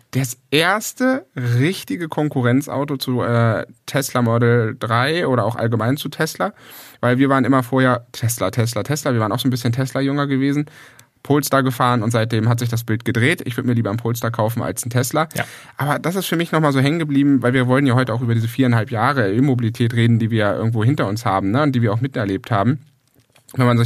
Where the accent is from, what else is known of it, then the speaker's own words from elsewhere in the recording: Hamburg, Germany; Ich bin zurück in meine alte Heimat nach Hamburg gegangen.